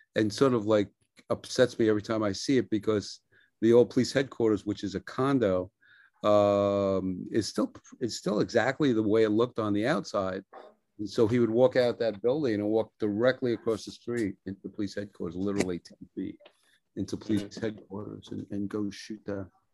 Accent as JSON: {"language": "English", "town": "New York City", "region": "New York", "country": "United States", "tie": "born or raised there", "said": "I was born in Brooklyn"}